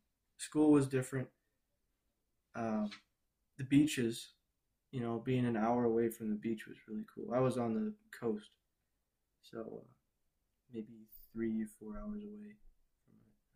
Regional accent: Chicago, Illinois, United States; also born or lived in Peoria / Brazil; Actually, I was born in Peoria, Illinois. Grew up in Chicago. Moved to Brazil for 6 years, then moved back.

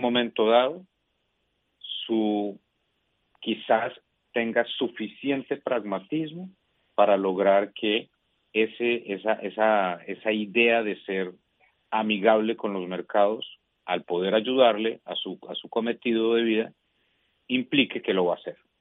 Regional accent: Colombia; como colombiano

